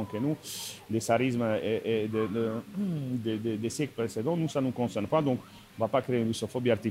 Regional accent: Slovakia; French is a second language; je viens de Slovaquie. De Slovaquie eh, J'espère que je suis le seul Slovaque euh, présent euh, aujourd'hui ici.

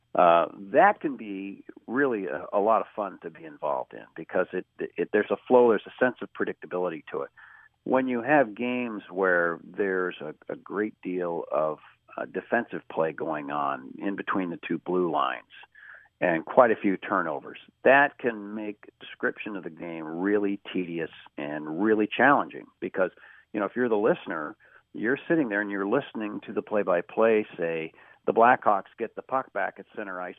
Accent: Kansas City, United States; I grew up in Kansas City, okay, so it's a non-traditional hockey town

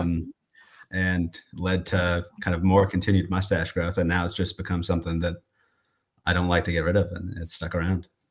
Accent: Coralville, Iowa, United States; I'm from Corville, Iowa, which is East Iowa

